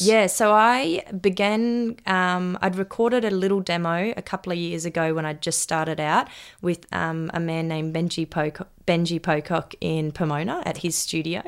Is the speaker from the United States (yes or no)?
no; Maroochydore, Queensland, Australia; we, um, live right across the road from the beach, um, in Mark Cooler